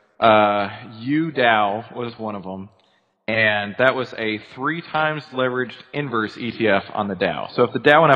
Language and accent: English; Dallas, Texas, United States; moved away as an adult; also born or lived in Arkansas; So moved back to Texas. I'm originally from the Dallas area